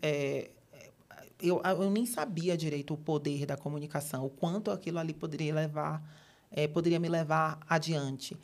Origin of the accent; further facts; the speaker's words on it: Salvador, Bahia, Brazil; moved away as an adult; now in São Paulo, Brazil; eu moro em São Paulo há mais ou menos sete anos, mas eu sou de Salvador, sou da Bahia, sou do Nordeste com muito orgulho.